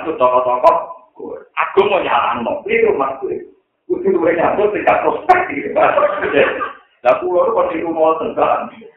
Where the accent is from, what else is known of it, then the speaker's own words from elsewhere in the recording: Java, Indonesia; Aku orang Jawa, orang Jawa